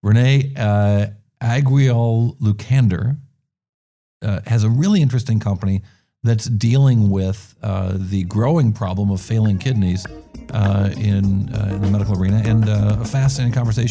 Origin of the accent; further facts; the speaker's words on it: New York, United States; As a New Yorker who adapted to San Francisco, it was hard going into a coffee shop